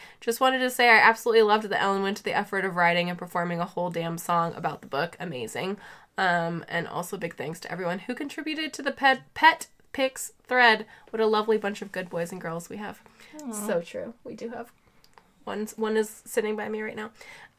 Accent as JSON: {"language": "English", "country": "Australia", "said": "I'm Australian, so the cursing barely registered for me."}